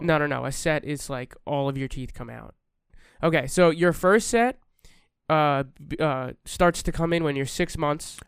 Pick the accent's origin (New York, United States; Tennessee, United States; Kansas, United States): New York, United States; We're from New York